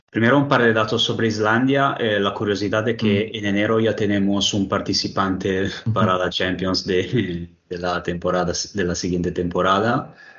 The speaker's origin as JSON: {"language": "Spanish", "country": "Italy", "second_language": "Spanish", "said": "en mi país"}